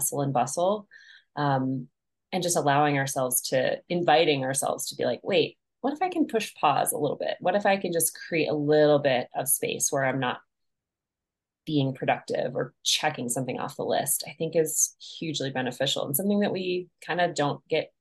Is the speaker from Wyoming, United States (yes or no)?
yes; Crowheart, Wyoming, United States; moved away as an adult; now in Montana, United States; I'm based in Montana now, but I was originally born in Wyoming and lived there for most of my life, really. I grew up in Crowheart